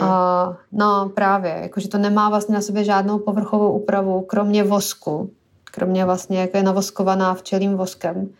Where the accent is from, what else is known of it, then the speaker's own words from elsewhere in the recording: Syria; moved away; jsem vyrůstala v Sýrii